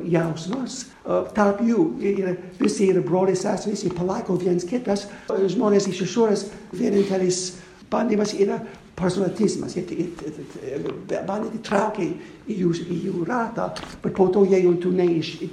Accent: United States; moved away; Aš gimiau Amerikoje 1949 metais, aš na, man 72 metų.

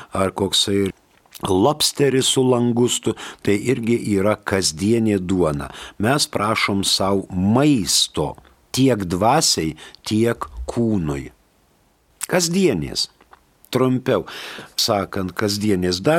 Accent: Lithuania; mes lietuviai nesakom Casparas, mes sakom Kasparas.

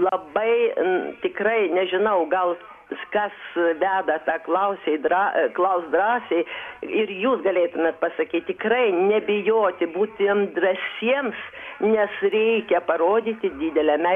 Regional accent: Vilnius, Vilnius County, Lithuania; aš esu iš vilniaus

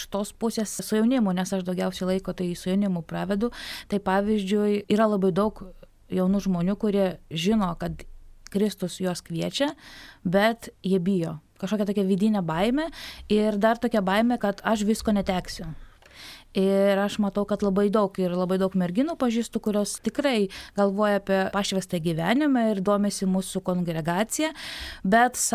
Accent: Vilnius, Vilnius County, Lithuania; now in Kaunas, Lithuania; aš esu pati iš Vilniaus

